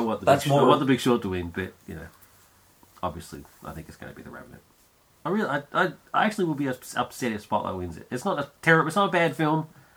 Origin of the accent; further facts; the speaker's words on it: Australia; I'm Australian.